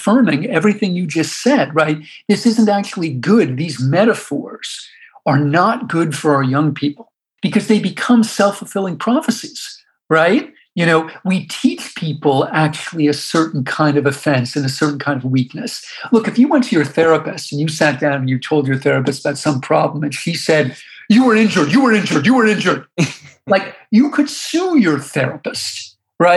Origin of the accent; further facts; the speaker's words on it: United States; also born or lived in New York / Washington; I grew up in New York and Washington